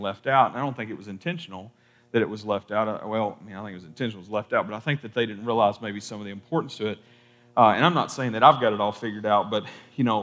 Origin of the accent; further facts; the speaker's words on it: Kentucky, United States; I'm from Kentucky, and in Kentucky, at least a lot of my family, my family is full of like the double name thing.